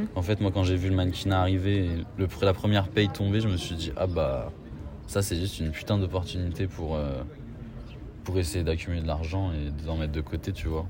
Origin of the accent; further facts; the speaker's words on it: Paris, Île-de-France, France; J'ai 23 ans, je suis parisien.